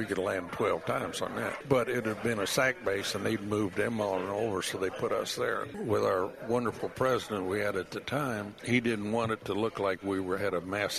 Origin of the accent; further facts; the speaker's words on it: Iowa, United States; moved away; I was still from Iowa at that time.